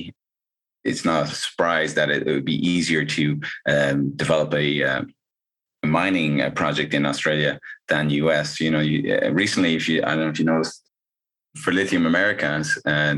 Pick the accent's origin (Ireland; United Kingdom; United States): Ireland; moved away; I'm originally from Ireland